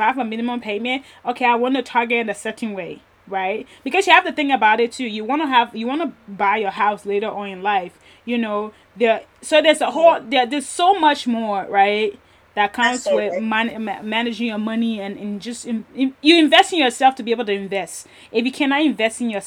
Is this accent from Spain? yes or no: no; Liberia; I'm a Liberian, and even in Liberia